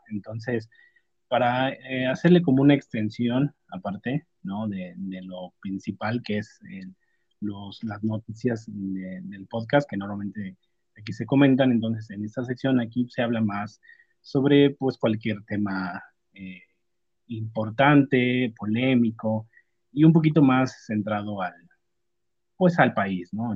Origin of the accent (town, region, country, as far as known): Mexico